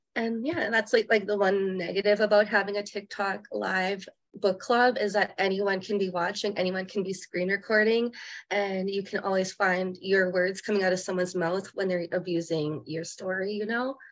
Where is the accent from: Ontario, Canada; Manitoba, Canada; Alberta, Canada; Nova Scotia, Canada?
Manitoba, Canada; Winnipeg; also born or lived in Norway House, Manitoba; now in Okanagan, Canada; I come from Norway House. I grew up a lot of my time in Winnipeg, Manitoba, but now I live in the Okanagan